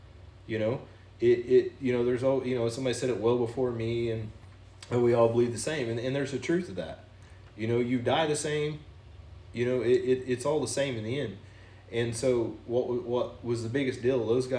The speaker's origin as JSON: {"language": "English", "region": "the South", "country": "United States", "said": "You know, not because I'm from the South"}